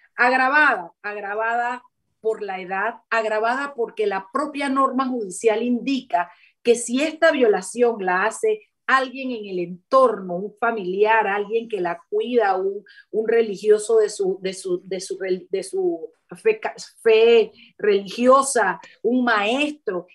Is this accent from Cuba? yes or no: no; Chiriquí, Panama; moved away; una universidad en Chiriquí una de las 10 provincias allá en mi pueblo